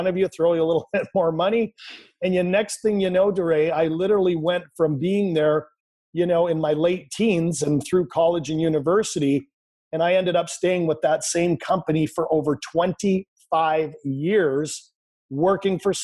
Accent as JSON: {"language": "English", "country": "Canada", "tie": "born or raised there", "said": "I grew up in Canada. I'm Canadian. Currently live in Vancouver, British Columbia."}